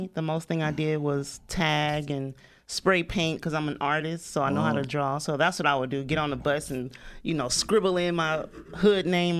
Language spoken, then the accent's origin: English; Compton, California, United States; also born or lived in Watts, California; I am from Compton, California.